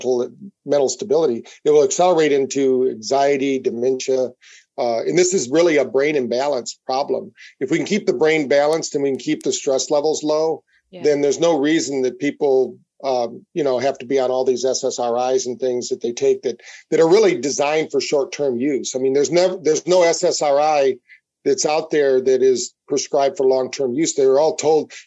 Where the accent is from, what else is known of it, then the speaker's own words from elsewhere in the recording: Battle Creek, Michigan, United States; we grew up in Battle Creek, Michigan